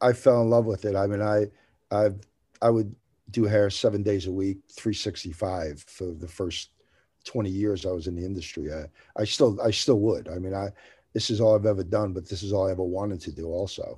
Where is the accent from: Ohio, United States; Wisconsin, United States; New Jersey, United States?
New Jersey, United States; moved away as an adult; now in Tennessee, United States; I'm from New Jersey, so, right on the New York borderline